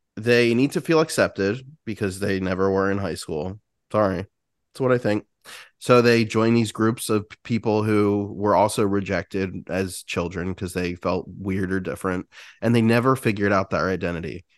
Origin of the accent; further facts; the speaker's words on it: United States; as an American